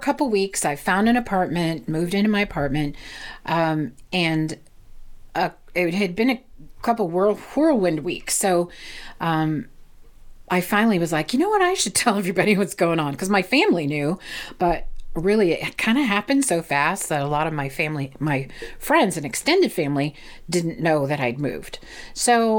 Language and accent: English; Indiana, United States; moved away; I was born and raised in Indiana.